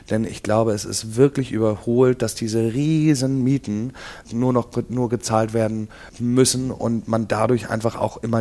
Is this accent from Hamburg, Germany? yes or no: yes; Hamburg, Germany; Denn ich komme selber hier aus Eppendorf oder wohne jetzt eine lange Zeit schon hier. Ich kenne die Gegend